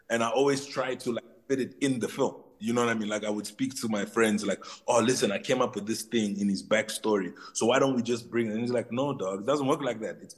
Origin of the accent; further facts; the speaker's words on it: DR Congo; In my heart, I'm Congolese. I'm Congolese. To all the Congolese people, I am Congolese.